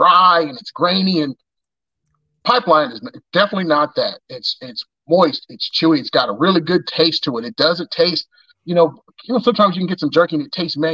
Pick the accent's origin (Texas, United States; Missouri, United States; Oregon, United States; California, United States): Missouri, United States; moved away; I'm originally from Missouri, but my mother is from Omaha